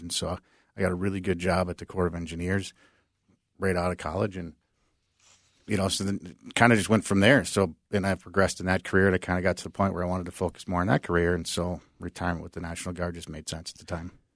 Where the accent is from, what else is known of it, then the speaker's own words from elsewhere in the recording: Minnesota, United States; I grew up in Minnesota